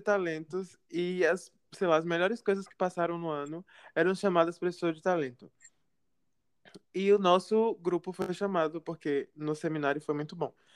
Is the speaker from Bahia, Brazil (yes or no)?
yes; Ilhéus, Bahia, Brazil; moved away; a gente é de Ilhéus